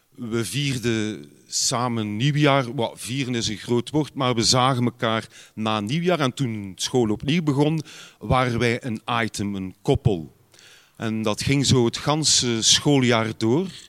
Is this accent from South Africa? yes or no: no; Ghent, Flanders, Belgium; bij ons op Gembrugge, dus is nogal een groene gemeente